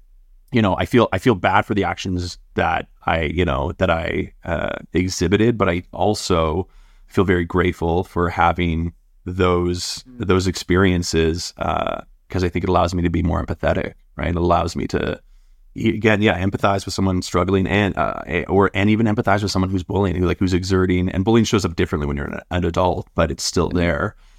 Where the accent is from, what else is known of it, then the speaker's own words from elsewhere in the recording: North Vancouver, British Columbia, Canada; Like, I grew up in North Van, and my dad's an Australian immigrant and my mom's French Canadian.